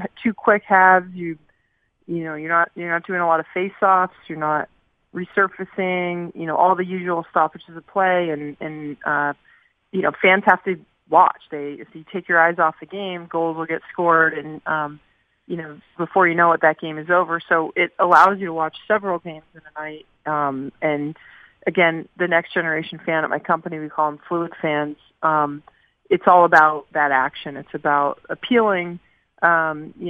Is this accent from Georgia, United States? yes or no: no; Southern California, United States; I grew up in Southern California, in a very non-traditional hockey state